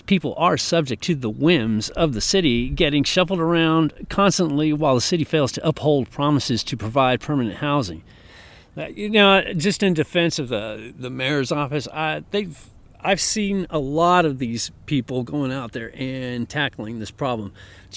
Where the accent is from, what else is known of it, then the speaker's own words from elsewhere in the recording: Oakland, California, United States; that's my hometown